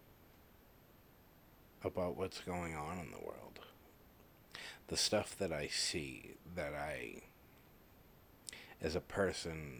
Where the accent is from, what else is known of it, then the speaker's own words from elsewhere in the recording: Massachusetts, United States; I was brought up in Massachusetts.